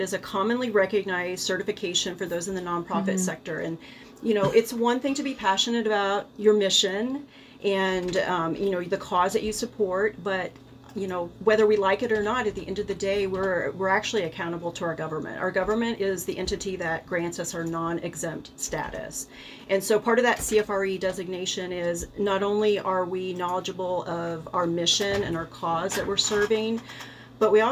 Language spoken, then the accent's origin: English; Rolla, Missouri, United States; moved away as an adult; also born or lived in Colorado Springs, Colorado; when this opportunity to come back to my hometown